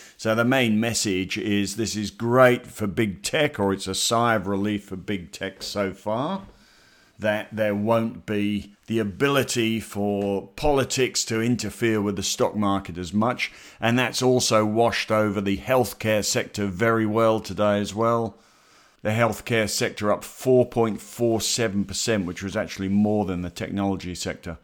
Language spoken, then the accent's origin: English; Australia; we're Australian